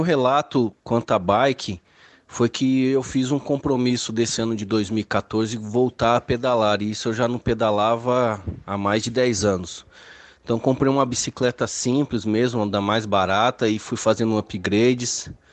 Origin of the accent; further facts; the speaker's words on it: São Paulo, Brazil; tenho 34 anos, sou aqui de São Paulo